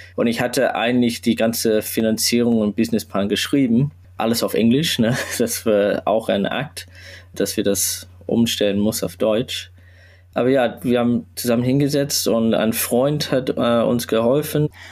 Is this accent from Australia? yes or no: yes; Sydney, New South Wales, Australia; German is a second language; now in Hamburg, Germany; ich komme ursprünglich aus Australien